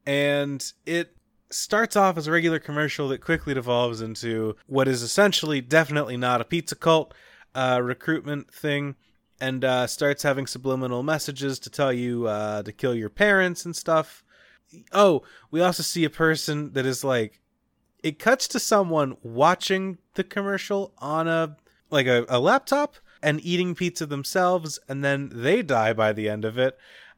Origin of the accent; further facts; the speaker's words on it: Kentucky, United States; Growing up in Kentucky, we did a school play once that was called How Y'all Like It.